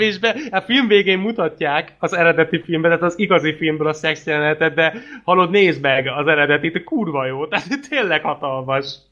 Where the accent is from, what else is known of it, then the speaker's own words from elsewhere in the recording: Hungary; nem vagyok egyedül magyarként